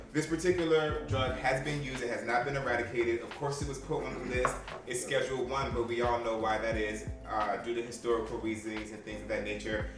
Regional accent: United States; being American bred

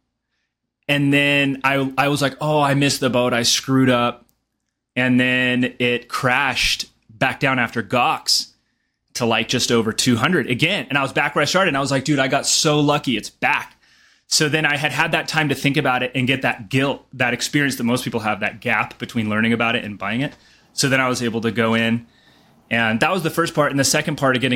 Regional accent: Ojai, California, United States; moved away as an adult; also born or lived in Costa Rica / New York; now in Boulder, United States; I'm originally from Southern California, a small town called Ojai

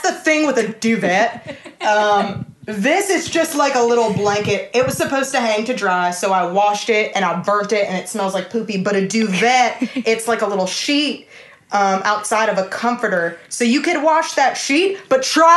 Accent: Alabama, United States; I don't know what accent you're doing, but I'm from Alabama and I'm proper and I'm a pageant queen

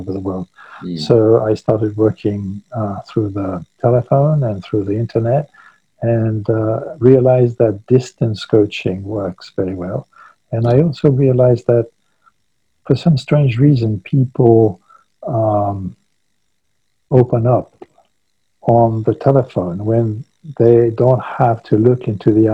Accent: Paris, Île-de-France, France; moved away as an adult; now in Saint-Pée-sur-Nivelle, France; I grew up in Paris, but after a very sort of multinational life, I decided when I came back to France to settle away from large cities.

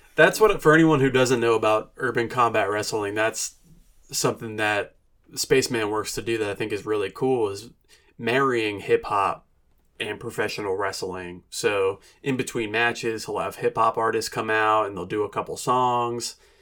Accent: New Jersey, United States; moved away as an adult; now in Asheville, United States; I grew up in New Jersey

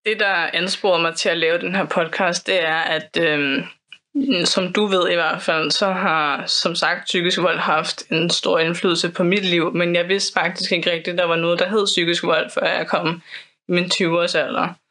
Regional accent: Copenhagen, Capital Region of Denmark, Denmark; also born or lived in Islands Brygge; jeg er opvokset på Amager

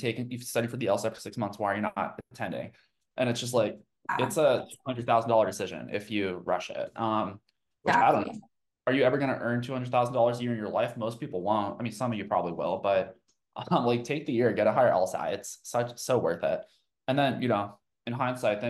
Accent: Tucson, Arizona, United States; I was born in Tucson, Arizona

